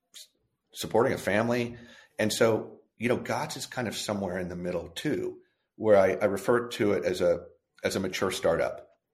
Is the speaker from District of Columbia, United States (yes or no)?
no; California, United States; moved away as an adult; also born or lived in New York; growing up in California